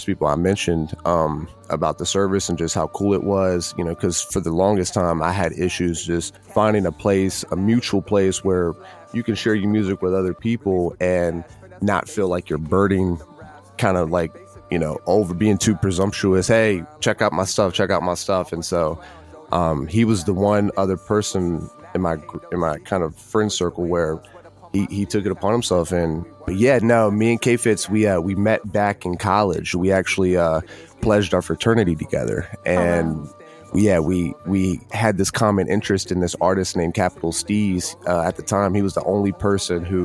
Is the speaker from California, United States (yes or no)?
no; Virginia, United States; renovating an old segregated theater in my hometown